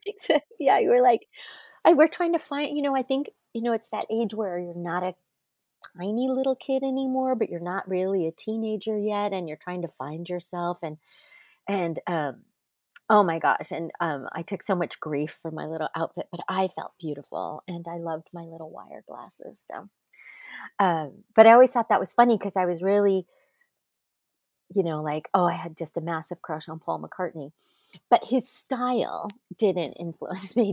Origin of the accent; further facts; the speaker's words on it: Manhattan Beach, California, United States; I grew up in Manhattan Beach, uh, California, just south of L A X Airport